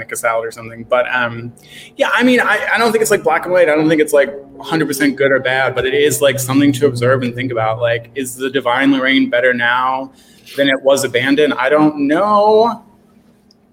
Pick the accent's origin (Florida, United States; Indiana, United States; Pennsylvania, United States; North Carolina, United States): Pennsylvania, United States; Philadelphia; I grew up here. I grew up in Fishtown